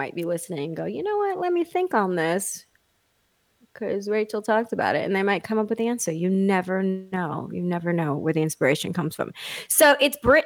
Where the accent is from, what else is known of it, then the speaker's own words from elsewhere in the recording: Texas, United States; I'm from Texas